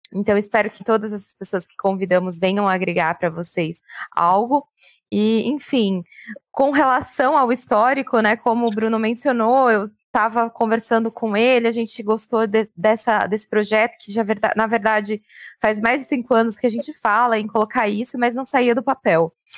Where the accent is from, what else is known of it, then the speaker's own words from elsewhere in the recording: Francisco Morato, São Paulo, Brazil; Cresci na cidade de Francisco Murato